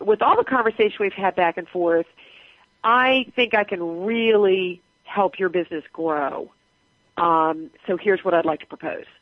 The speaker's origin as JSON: {"language": "English", "region": "Southern California", "country": "United States", "also_born_or_lived": "Atlanta / Groton, Massachusetts", "moved": "yes", "said": "we were both from California. She was from Northern, I was from Southern"}